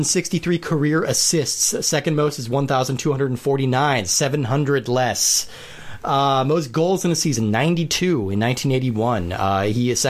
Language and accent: English; Colorado, United States; I grew up in Colorado